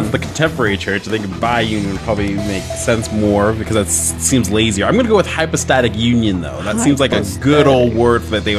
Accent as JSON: {"language": "English", "region": "Colorado", "country": "United States", "said": "So I'm from Colorado originally. Okay. And that's where I am currently."}